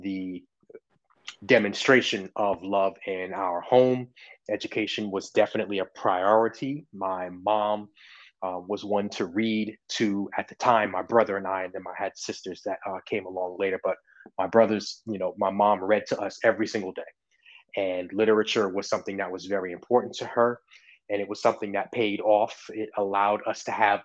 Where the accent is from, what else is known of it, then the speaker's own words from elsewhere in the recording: Long Island, New York, United States; now in Atlanta, United States; I currently reside in Atlanta, but I grew up in New York. I grew up on Long Island, New York